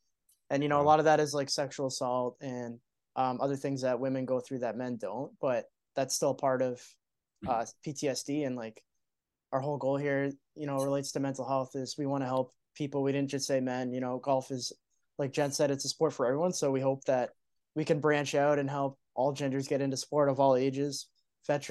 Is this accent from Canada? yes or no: yes; Canada; us being Canadian